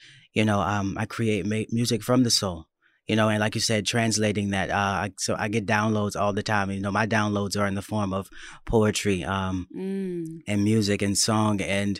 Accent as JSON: {"language": "English", "region": "Florida", "country": "United States", "tie": "born there", "said": "Yeah, I was born in Florida."}